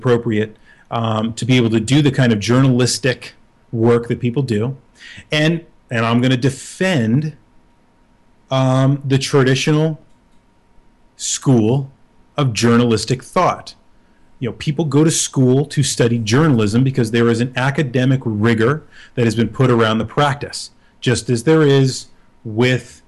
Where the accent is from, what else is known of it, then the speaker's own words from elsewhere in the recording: United States; being American